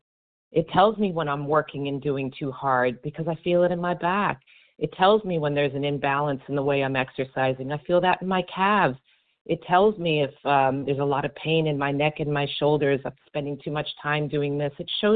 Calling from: Miami, Florida, United States; from Miami, Florida.

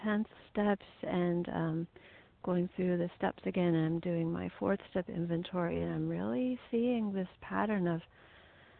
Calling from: Missouri, United States; I'm calling from Missouri

